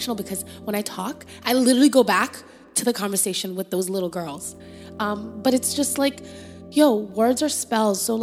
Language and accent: English; Canada; accent: Canadian; moved away as an adult; now in Atlanta, United States; And we're coming from Canada with our weird accent.